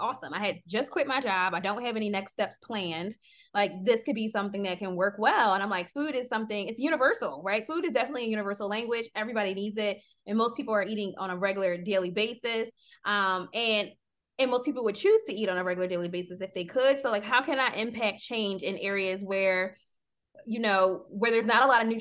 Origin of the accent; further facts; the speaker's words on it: Philadelphia, Pennsylvania, United States; as an American from Philadelphia, you know, my backyard was concrete